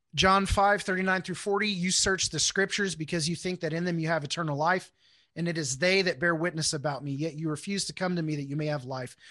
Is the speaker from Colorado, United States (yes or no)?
no; Houston, Texas, United States; moved away as an adult; also born or lived in Wichita, Kansas; I grew up in Houston